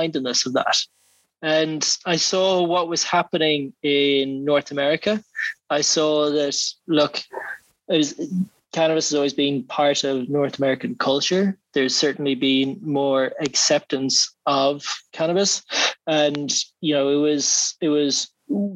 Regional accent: Ireland

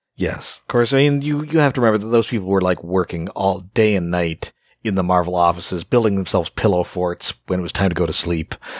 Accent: Canada; I'm Canadian

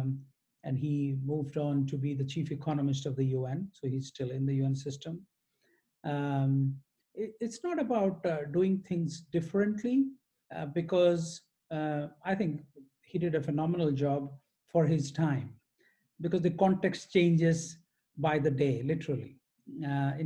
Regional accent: Odisha, India; I grew up in multiple cities in India, in the state of Odisha

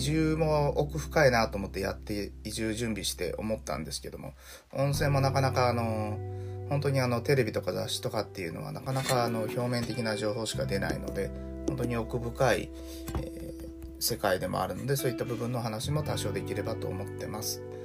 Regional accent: Hiroshima, Japan; moved away as an adult; also born or lived in Osaka / Tokyo / Hikari, Yamaguchi; 僕はあの広島で生まれ育って

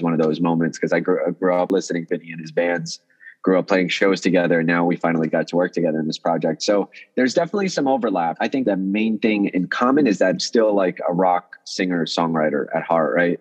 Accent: New York City, New York, United States; English is a second language; also born or lived in Russia; I came to the Bronx from Russia when I was 8 years old. Didn't know any English

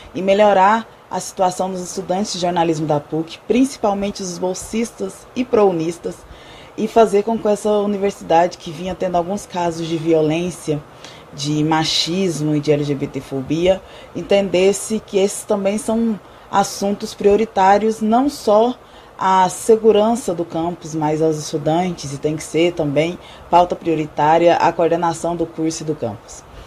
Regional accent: Goiás, Brazil; sou de Goiás

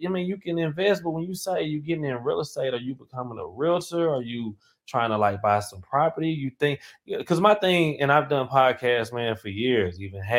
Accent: Marshall, Texas, United States; now in Houston, United States; East Texas, Northeast Texas, which is Marshall. Okay. Yeah, Marshall, like in the country.

